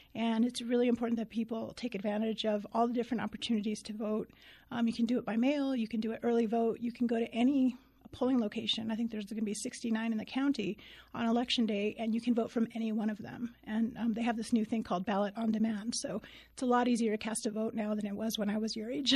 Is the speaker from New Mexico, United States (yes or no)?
yes; Deming, New Mexico, United States; moved away as an adult; also born or lived in Tucson, Arizona / Los Angeles, California; now in Albuquerque, United States; I'm originally from Deming, New Mexico. So, uh, I was born and raised in the southern part of the state